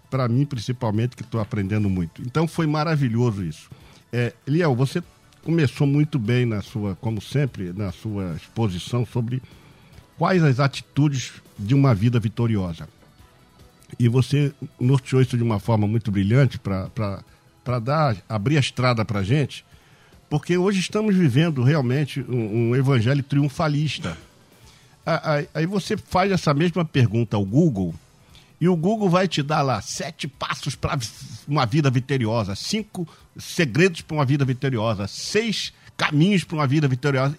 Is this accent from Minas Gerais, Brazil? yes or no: yes; Barbacena, Minas Gerais, Brazil; a gente falava quando era garoto pequeno, lá em Barbacena